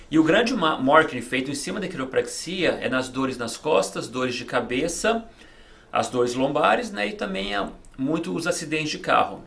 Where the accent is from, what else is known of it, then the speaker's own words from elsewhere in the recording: Belo Horizonte, Minas Gerais, Brazil; moved away as an adult; also born or lived in Los Angeles, California, United States; now in Miami, United States; voltei ah. para o Brasil com 7 anos de idade. Passei a minha infância, juventude lá no Brasil